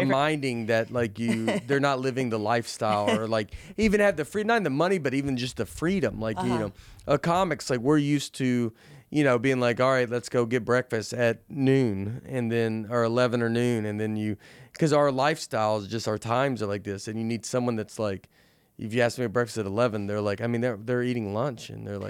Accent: Tennessee, United States; now in New York, United States; I'm being from Tennessee. When I moved to New York, it was like, I never tried to like, I don't know. I loved being from Tennessee. I loved being at home.

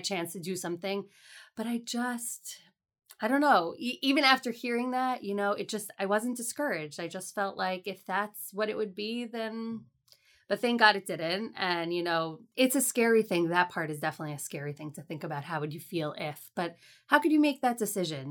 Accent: Fair Lawn, New Jersey, United States; also born or lived in Teaneck, New Jersey; I grew up in Fairlawn, New Jersey

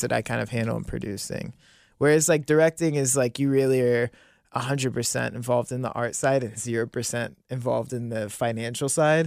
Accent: Monroe, Ohio, United States; also born or lived in New Bern, North Carolina; I grew up in Monroe

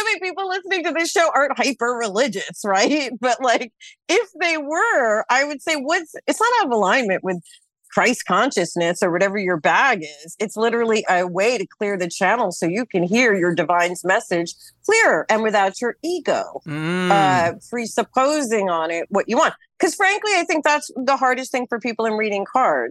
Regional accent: United States; I'm American.

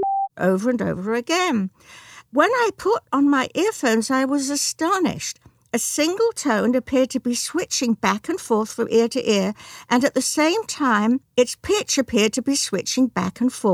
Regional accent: London, United Kingdom; moved away; I'm from the south of England. I'm from London.

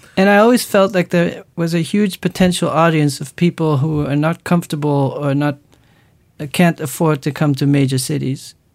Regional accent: Netherlands

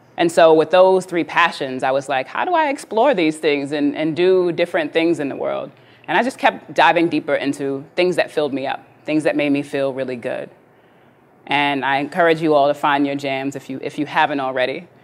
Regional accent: New York City, New York, United States; I grew up in New York City, born and raised in the 80s, in the crack era.

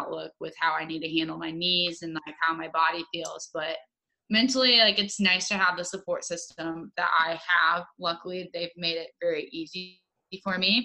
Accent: Kansas City, United States; we are both from Kansas City.

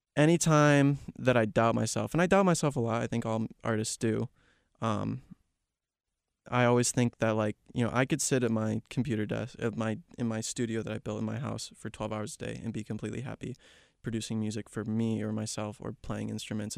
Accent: Chicago, Illinois, United States; moved away as an adult; also born or lived in Kansas; now in Georgia, United States; Born and raised in the Chicago area.

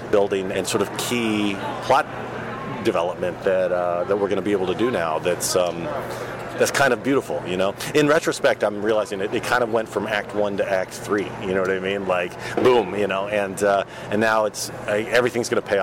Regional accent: Texas, United States; I grew up in Texas.

